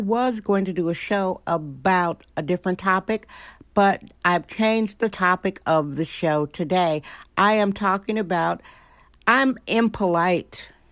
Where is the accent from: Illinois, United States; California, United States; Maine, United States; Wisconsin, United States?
Wisconsin, United States; now in San Francisco, United States; Did I say my home state, Wisconsin?